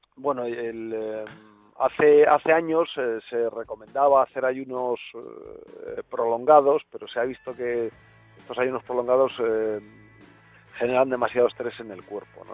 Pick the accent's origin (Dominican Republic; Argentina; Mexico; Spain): Spain; somos los españoles